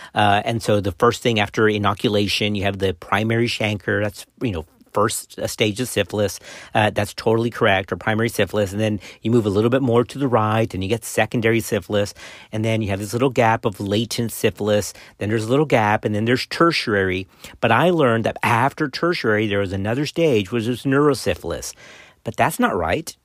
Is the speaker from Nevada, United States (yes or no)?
no; Texas, United States; my home state of Texas